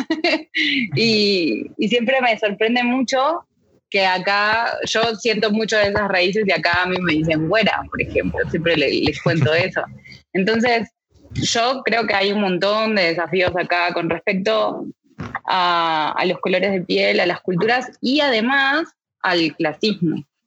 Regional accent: Argentina; now in Mexico; personalmente como argentina en México

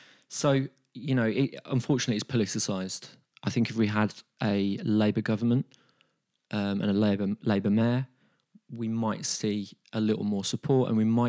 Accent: Birmingham, West Midlands, United Kingdom; as a Brummie, as a music industry professional, and just as a person

